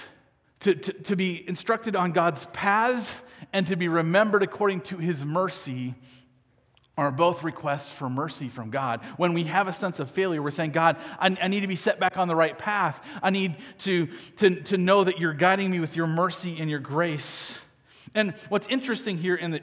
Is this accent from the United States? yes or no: yes; United States; I grew up in America